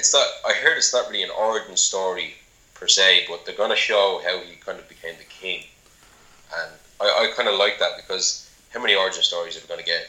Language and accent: English; Ireland; I'm Irish.